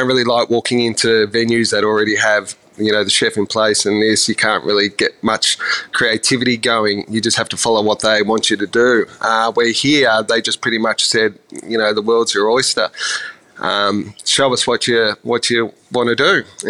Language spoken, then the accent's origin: English; Ballina, New South Wales, Australia; also born or lived in Sydney, Australia; Yeah, I sort of grew up New South Wales, born and raised in a little place called Ballina, south of Byron, for many years up until I was in about primary school, and then family moved to Sydney